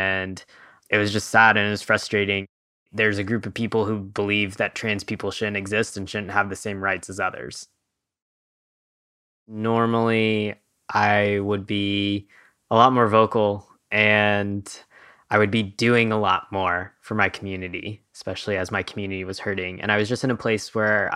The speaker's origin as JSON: {"language": "English", "region": "Kentucky", "country": "United States", "tie": "born or raised there", "said": "I'm currently in Kentucky, and I was raised in Kentucky"}